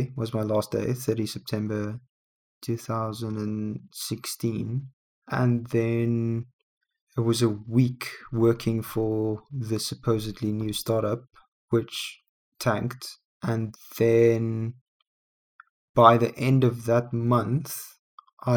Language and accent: English; South Africa; we're both from South Africa